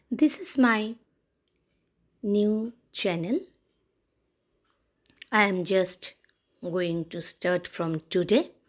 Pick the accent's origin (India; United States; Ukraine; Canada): India; Kolkata, West Bengal; English is a second language; I am from West Bengal, Kolkata, India. We Bengali are very sweet people